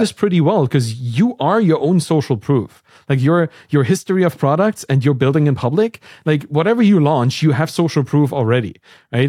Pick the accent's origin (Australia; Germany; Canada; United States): Germany; East Germany; I'm from East Germany